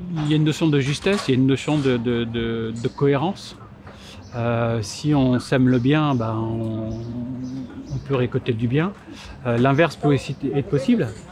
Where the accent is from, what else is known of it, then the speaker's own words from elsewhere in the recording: Martinique; je suis martiniquais